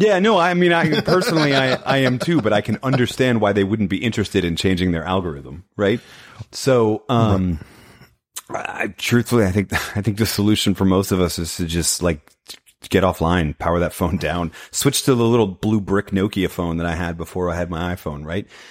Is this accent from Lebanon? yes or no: no; New England, United States; now in Tulsa, United States; I grew up in New England. Now I live in Oklahoma